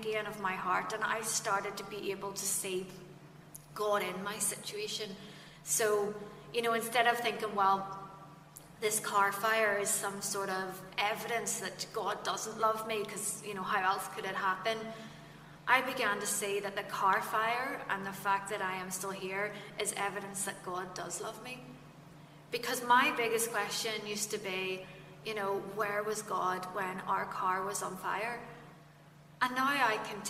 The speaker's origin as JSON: {"language": "English", "area": "Fermanagh", "region": "Northern Ireland", "country": "United Kingdom", "tie": "born or raised there", "also_born_or_lived": "Kesh", "said": "I'm from Fermanagh, so you know, when you're down in the sticks"}